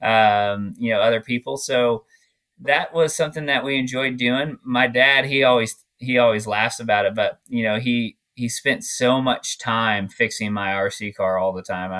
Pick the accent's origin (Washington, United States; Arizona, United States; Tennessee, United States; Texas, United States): Arizona, United States; Glendale; growing up in Glendale, Arizona